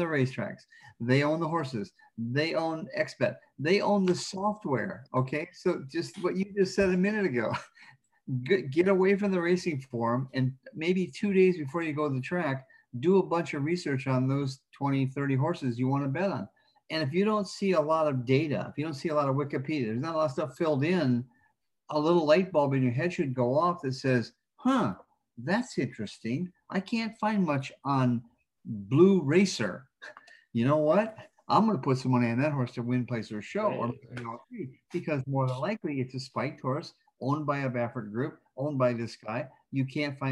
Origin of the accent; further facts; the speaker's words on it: Flint, Michigan, United States; moved away; also born or lived in California; as a kid growing up in Flint, Michigan, back in the 50s